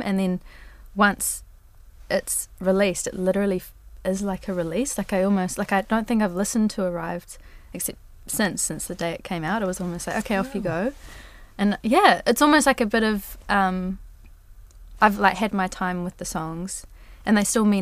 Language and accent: English; Rotorua, Bay of Plenty, New Zealand; my hometown of Rotorua